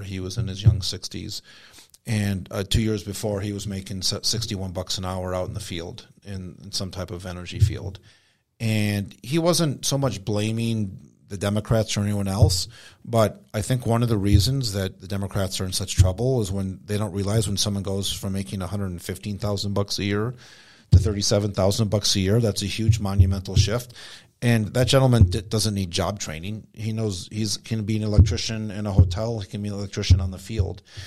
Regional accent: United States; I grew up on Indian reservation

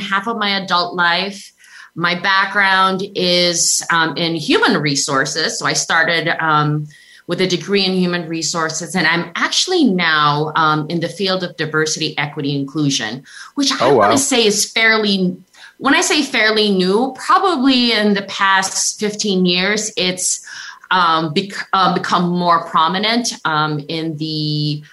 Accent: Makati, Metro Manila, Philippines; moved away as an adult; now in Boston, United States; I was born and raised in the Philippines

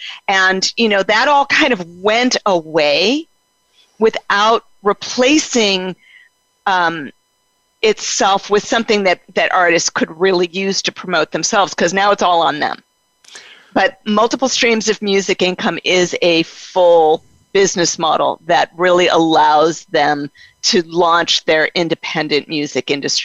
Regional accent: Denver, Colorado, United States; born there; I was born in Denver, Colorado.

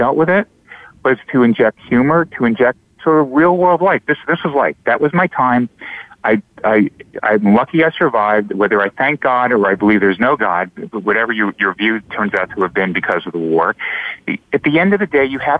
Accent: South Shore of Long Island, New York, United States; I grew up in the South Shore of Long Island in a town that happened to be populated by a lot of survivors.

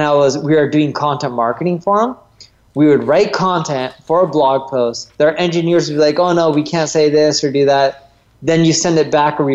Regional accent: Orange County, California, United States; I grew up in Orange County, California, North Orange County

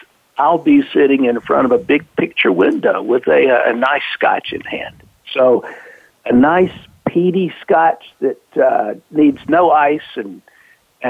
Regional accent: the South, United States; I grew up in the South, and I'm quite happy to be back here now

